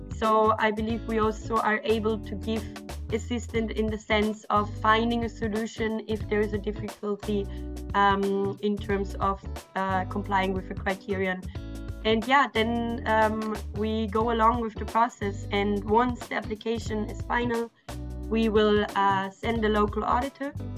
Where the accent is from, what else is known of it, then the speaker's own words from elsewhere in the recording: Austria; English is a second language; moved away; I'm originally from Austria